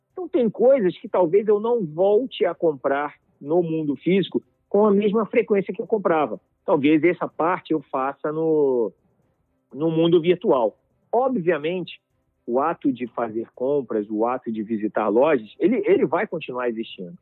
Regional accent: Brazil; nós aqui como brasileiros e como indústria

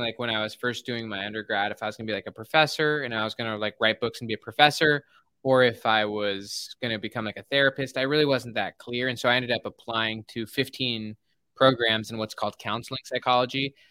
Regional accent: Salt Lake City, Utah, United States; I grew up in Salt Lake City, Utah

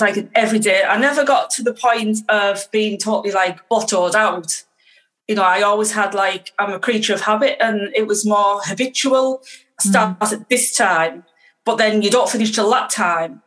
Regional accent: Teesside, North East England, United Kingdom; I'm from Teesside, which is in the northeast of the UK

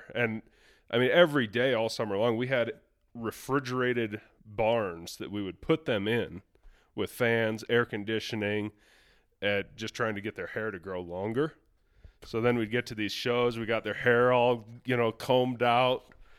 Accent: Iowa, United States; So I grew up in Western Iowa on a cattle farm.

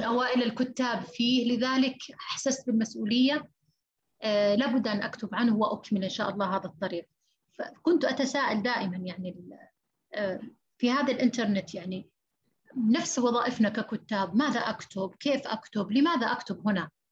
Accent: Saudi Arabia; فإحنا عندنا في السعودية

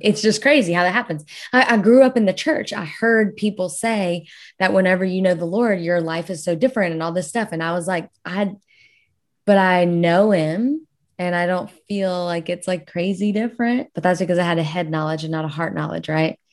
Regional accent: South Louisiana, United States; I'll say that I am from Louisiana, like, South Louisiana.

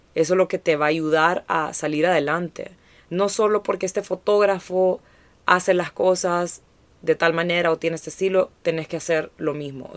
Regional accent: Honduras; crecer como hondureños en esta industria

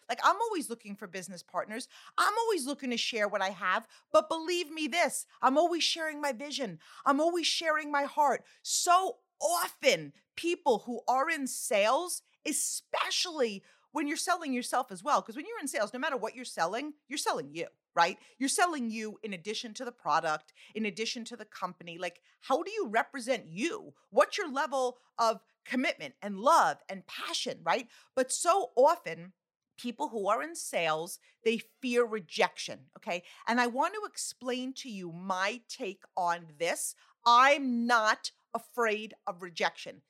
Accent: Long Island, New York, United States; now in New Jersey, United States; I live in New Jersey, okay? but, like, I'm from Long Island

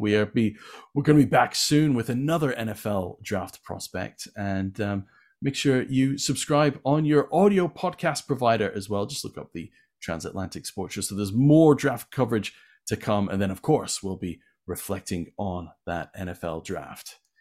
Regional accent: Winnipeg, Manitoba, Canada; now in England, United Kingdom; I grew up in Winnipeg and I played Pop Warner football

